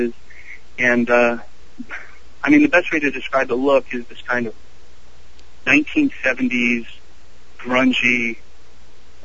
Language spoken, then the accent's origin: English; Columbus, Ohio, United States; I'm actually from Columbus, Ohio